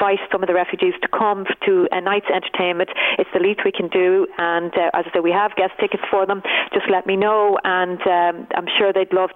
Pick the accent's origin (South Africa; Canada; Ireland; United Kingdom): Ireland; we as Irish people